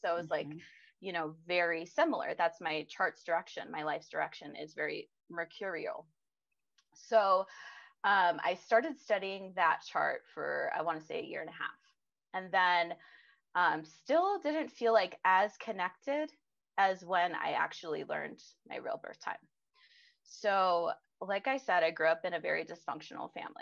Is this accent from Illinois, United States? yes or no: yes; Illinois, United States; I grew up in Illinois